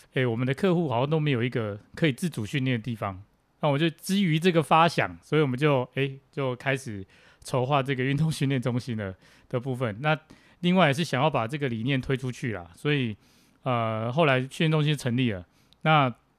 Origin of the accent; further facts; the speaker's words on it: Tainan, Taiwan; 我来自台南